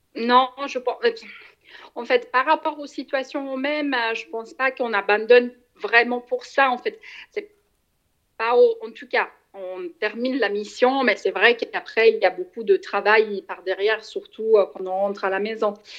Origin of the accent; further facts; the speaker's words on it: Switzerland; je suis suisse